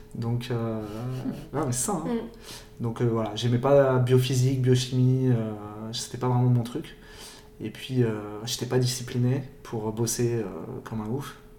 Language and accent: French; Paris, Île-de-France, France; moved away as an adult; also born or lived in Luxembourg; now in San Francisco, United States; j'ai grandi à Paris, euh, j'ai fait mes études à Paris.